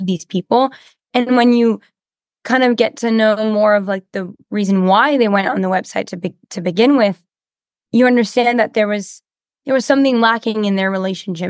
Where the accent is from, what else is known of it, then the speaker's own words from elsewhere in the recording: Canada; I do a lot of dubbing in French because I'm French Canadian